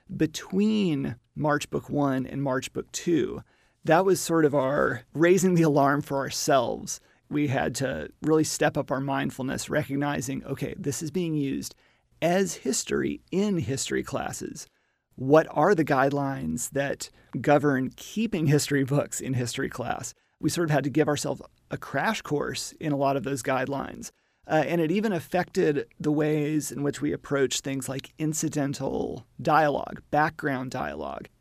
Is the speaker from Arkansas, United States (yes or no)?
yes; Little Rock, Arkansas, United States; also born or lived in Alabama; I am a Southerner from Arkansas, but I also grew up in Alabama